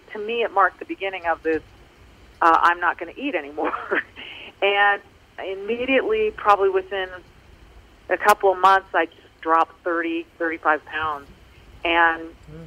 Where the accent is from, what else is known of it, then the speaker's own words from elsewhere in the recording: Manhattan Beach, California, United States; I grew up in Manhattan Beach, where every summer girls were in their bikinis all over the beach